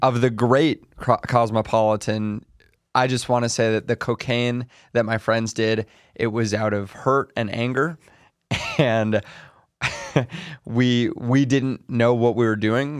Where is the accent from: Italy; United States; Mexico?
United States; New York City, New York; I'm from New York City